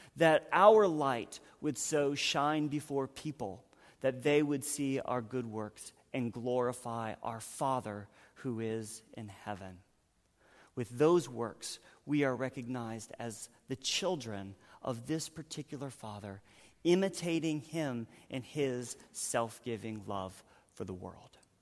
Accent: North Carolina, United States; moved away; I'm from North Carolina

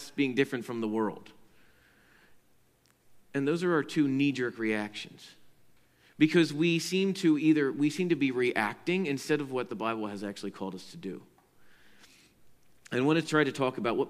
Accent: Pennsylvania, United States; I grew up in Pennsylvania where we were very close to Lancaster County

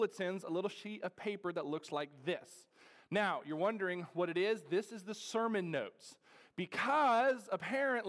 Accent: Ohio, United States; now in North Carolina, United States; I'm from Ohio

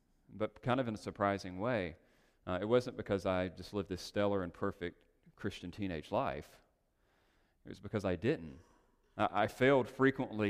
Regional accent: North Carolina, United States; moved away as an adult; now in Los Angeles, United States; we made the strange and risky leap to Los Angeles from North Carolina.

